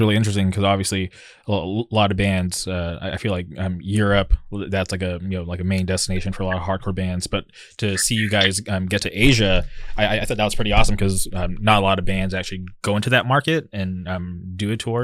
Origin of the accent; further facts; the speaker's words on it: Southern California, United States; here I am from Southern California